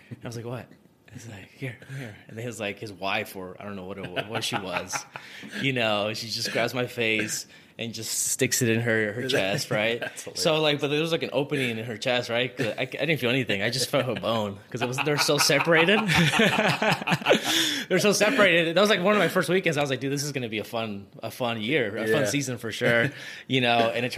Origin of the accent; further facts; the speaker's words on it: near Sacramento, Northern California, United States; moved away as an adult; now in Las Vegas, United States; California, like up north near Sacramento area. Okay. Yeah, I've lived there and then I wanted to move out of my hometown.